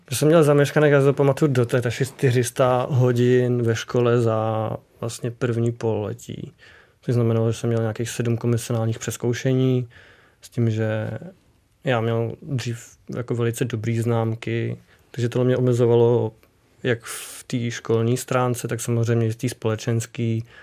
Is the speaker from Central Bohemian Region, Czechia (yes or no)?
yes; Kutná Hora, Central Bohemian Region, Czechia; u nás v Kutní hoře